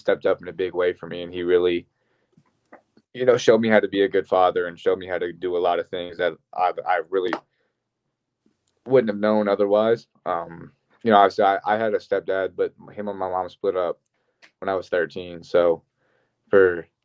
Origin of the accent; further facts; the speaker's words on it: Ocala, Florida, United States; moved away; Growing up in Ocala